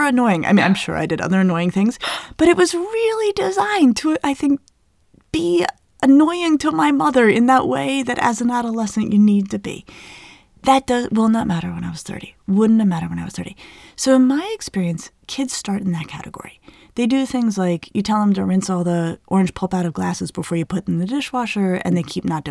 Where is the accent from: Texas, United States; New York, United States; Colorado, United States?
Colorado, United States; I grew up in Colorado in the Southwest.